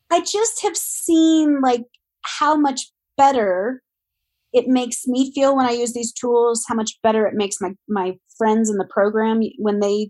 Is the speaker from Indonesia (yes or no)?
no; Ohio, United States; moved away; I grew up in Ohio